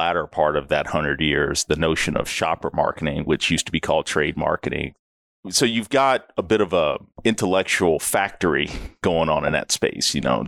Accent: Texas, United States; also born or lived in Dallas; I've lived all over the U.S., but I'm originally from Texas, out in the country. Moved to Dallas somewhere around high school years, went to University of Texas.

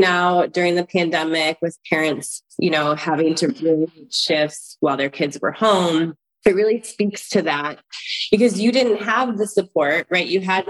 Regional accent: Michigan, United States; I grew up in Michigan

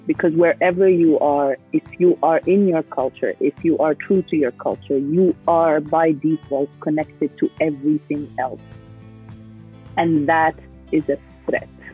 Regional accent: Egypt; also born or lived in Kuwait / Sudan; now in United States; moved to Egypt, uh, where I grew up and went to school

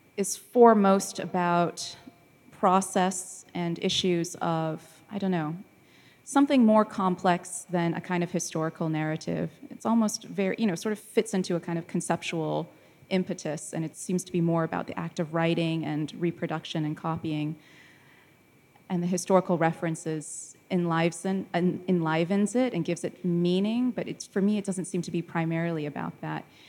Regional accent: United States; moved away as an adult; now in London, United Kingdom; as an American who then, uh, has moved to London for work

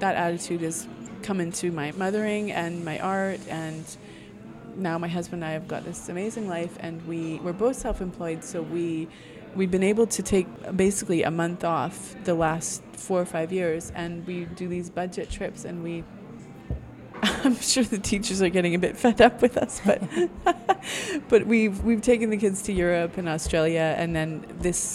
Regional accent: Saskatchewan, Canada; moved away as an adult; also born or lived in Scotland; I grew up mostly in Saskatchewan

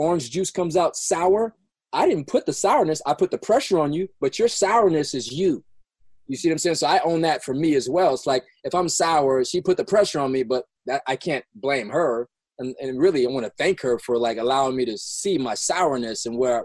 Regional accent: Los Angeles, California, United States; I grew up in South Central LA, South

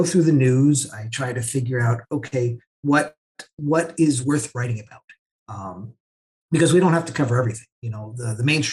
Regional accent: New Jersey, United States; moved away as an adult; now in Lebanon; I grew up in New Jersey

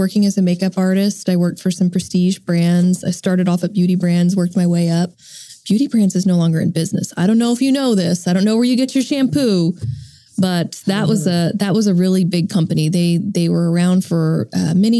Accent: Edmond, Oklahoma, United States; I'm from Edmond, Oklahoma, and my family owned a TV business.

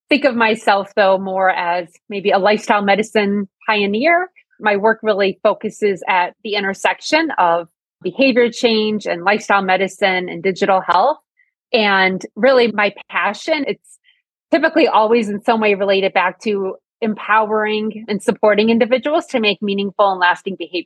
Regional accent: near Scranton, northeastern Pennsylvania, United States; I grew up in northeastern Pennsylvania

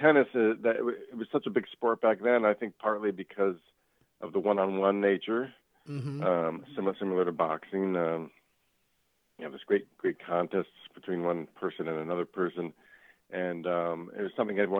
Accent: Miami, Florida, United States; also born or lived in Northeast United States; now in Northeast, United States; I grew up in Miami and started playing at a very young age, about 8 years old.

